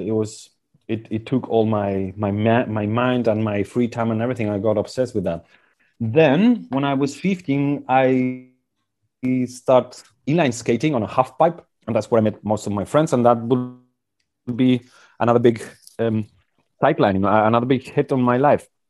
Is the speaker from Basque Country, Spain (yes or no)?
yes; Basque Country, Spain; I was born in the Basque country 42 years ago in 1978